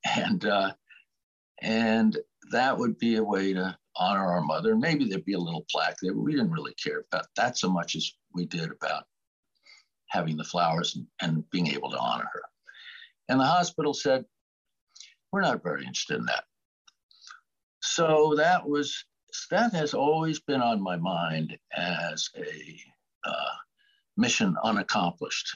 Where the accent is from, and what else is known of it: Connecticut, United States; born or raised there; also born or lived in Boston, Massachusetts / Andover, Massachusetts